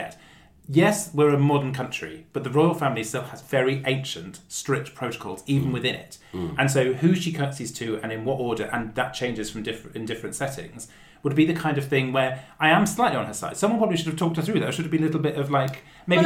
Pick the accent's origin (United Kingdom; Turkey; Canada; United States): United Kingdom; I can talk as a Brit